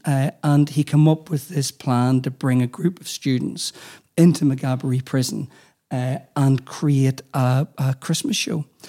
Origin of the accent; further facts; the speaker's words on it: Armagh, Northern Ireland, United Kingdom; as a young person growing up in Armagh